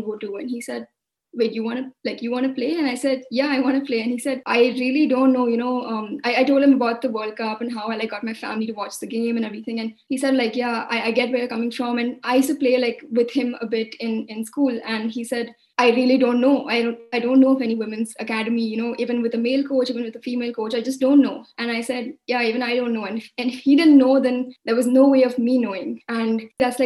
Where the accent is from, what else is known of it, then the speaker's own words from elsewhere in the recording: Mumbai, Maharashtra, India; I'm a 20-year-old student from India, and I grew up in Mumbai